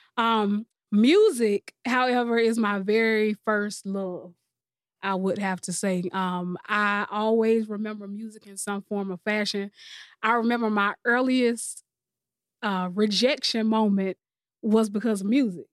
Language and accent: English; Columbia, South Carolina, United States; I'm from Columbia, South Carolina. I'm born and raised